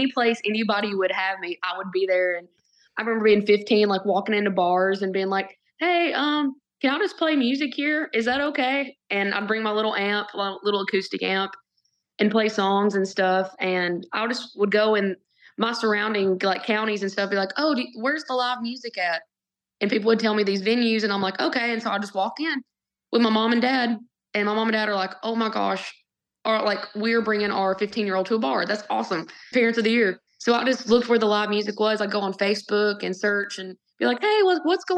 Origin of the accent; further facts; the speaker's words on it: Winchester, Tennessee, United States; now in Nashville, United States; I'm from Winchester, Tennessee. I grew up Southeast Tennessee, an hour and a half from Nashville